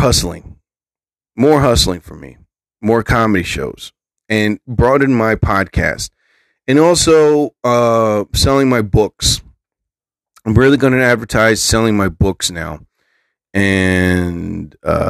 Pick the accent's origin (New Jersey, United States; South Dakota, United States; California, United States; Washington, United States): New Jersey, United States; I'm from New Jersey